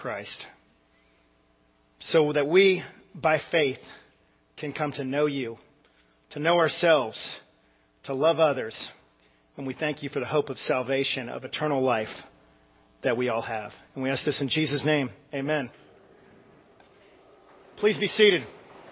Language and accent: English; Northern Virginia, United States; growing up in Northern Virginia